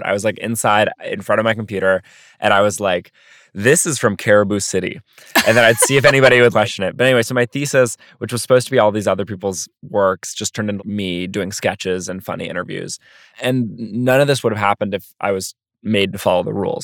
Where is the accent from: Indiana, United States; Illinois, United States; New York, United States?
New York, United States; New York City; also born or lived in Philadelphia; growing up in Brooklyn